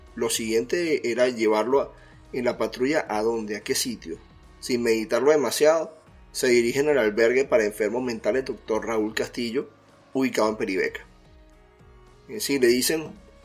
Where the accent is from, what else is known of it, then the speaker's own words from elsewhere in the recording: Venezuela; mi país Venezuela